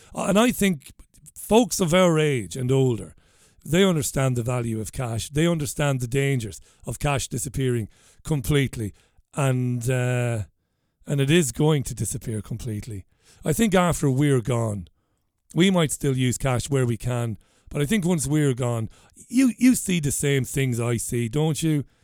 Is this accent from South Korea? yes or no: no; Waterford, Munster, Ireland; I might as well say I'm from Waterford, but I come from Ballybeg in Waterford